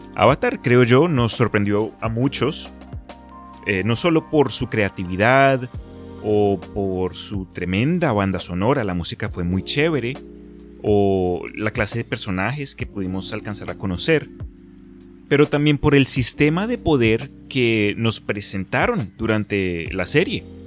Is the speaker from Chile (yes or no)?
no; Colombia; now in Texas, United States; crecí en Colombia antes de mudarme acá a Texas